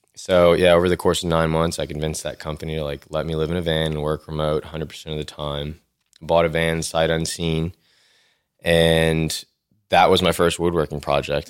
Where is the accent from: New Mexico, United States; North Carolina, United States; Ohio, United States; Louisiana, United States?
Louisiana, United States; Lafayette; also born or lived in Baton Rouge, Louisiana / Austin, Texas; I'm from Lafayette, Louisiana. I was born here. Um, I lived here till I finished high school